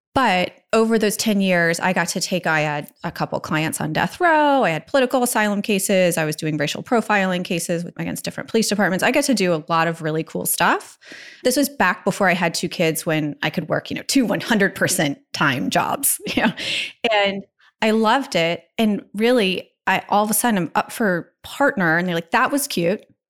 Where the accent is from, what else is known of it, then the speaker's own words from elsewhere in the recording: Virginia Beach, Virginia, United States; growing up in Virginia Beach